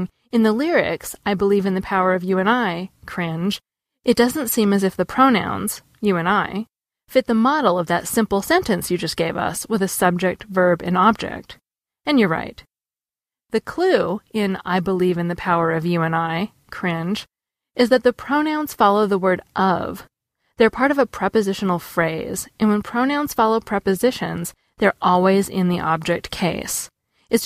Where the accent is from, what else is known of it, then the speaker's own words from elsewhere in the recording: United States; I'm being a snobby American